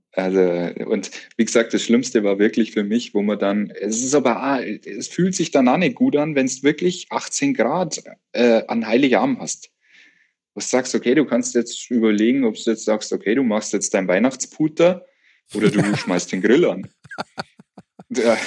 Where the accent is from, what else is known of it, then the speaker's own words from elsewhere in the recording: Bavarian Forest, Germany; ich bin ja im Bayerischen Wald aufgewachsen